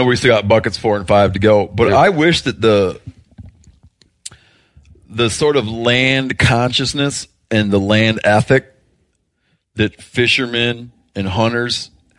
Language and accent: English; Michigan, United States; like where I grew up in Michigan, there's this idea that sort of like the vestiges of wilderness that we have left in the upper Great Lakes